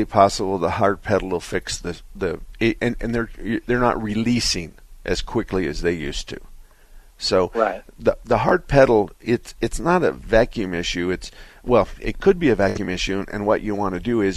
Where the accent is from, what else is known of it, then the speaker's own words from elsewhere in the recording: Arizona, United States; us Arizona people, we talk like cowboys